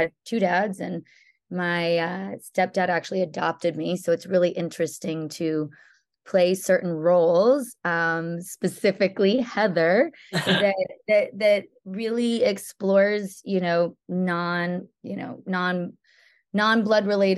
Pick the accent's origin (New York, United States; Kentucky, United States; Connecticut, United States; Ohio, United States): Connecticut, United States; born or raised there; moved away; also born or lived in Boston, Massachusetts / Florida